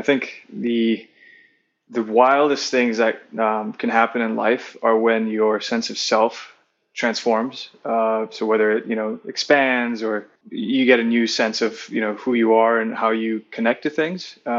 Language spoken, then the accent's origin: English; Singapore; growing up in Singapore